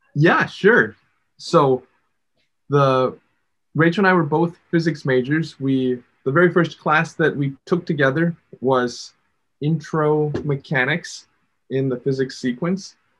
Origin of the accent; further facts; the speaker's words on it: Chicago, Illinois, United States; I grew up in Chicago